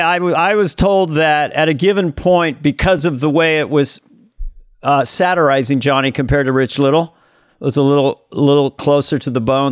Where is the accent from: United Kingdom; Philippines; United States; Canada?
United States; Missoula, Montana; Missoula, Montana